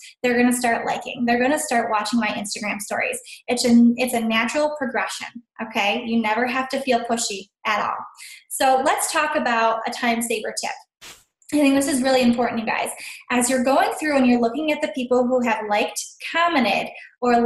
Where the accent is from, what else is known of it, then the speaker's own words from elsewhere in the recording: Sylvania, Ohio, United States; I'm from Sylvania, Ohio